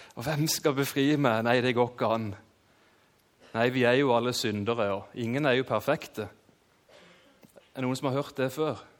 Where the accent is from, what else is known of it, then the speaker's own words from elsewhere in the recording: Kristiansand, Agder, Norway; født og oppvokst i Kristiansand